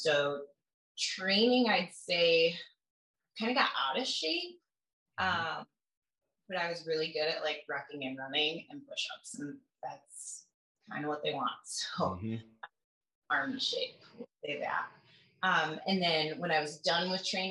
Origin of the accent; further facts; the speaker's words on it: Kalamazoo, Michigan, United States; also born or lived in Grand Rapids, Michigan; I'm from Kalamazoo, and then I went to college and worked as a cop in Grand Rapids.